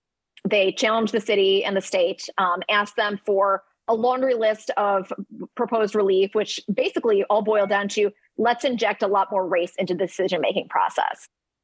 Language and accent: English; New York, United States; You know, as a New Yorker, that it's very much a hot political issue.